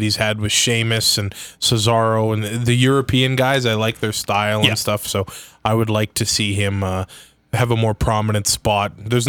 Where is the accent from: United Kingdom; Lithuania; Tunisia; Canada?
Canada